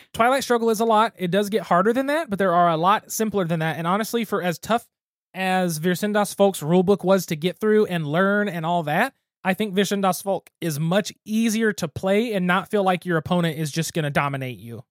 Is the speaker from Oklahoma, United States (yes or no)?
yes; Geary, Oklahoma, United States; my hometown with my mom working in the school system